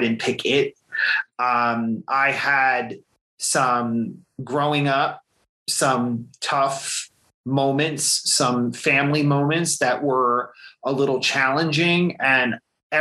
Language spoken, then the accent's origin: English; central New Jersey, United States; I grew up in central New Jersey